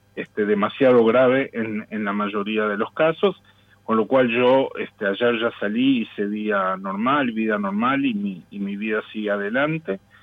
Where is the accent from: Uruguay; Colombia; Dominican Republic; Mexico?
Uruguay; Yo también lo que quiero rescatar como uruguayo, y, hablo estrictamente como uruguayo